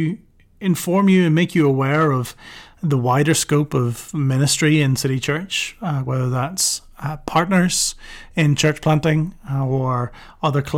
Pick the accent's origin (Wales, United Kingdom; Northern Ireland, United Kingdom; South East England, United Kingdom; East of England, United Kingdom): Northern Ireland, United Kingdom; moved away as an adult; also born or lived in London; now in Dublin, Ireland; growing up in Northern Ireland, there's lots of churches